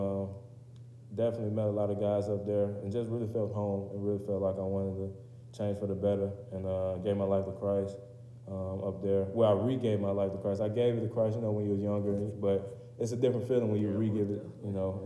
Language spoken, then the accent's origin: English; Riverdale, Georgia, United States; moved away as an adult; now in Kentucky, United States; I'm from Atlanta, Georgia. And if you're familiar with that area, then I'm from Clayton County. To be more specific, from Riverdale, Georgia.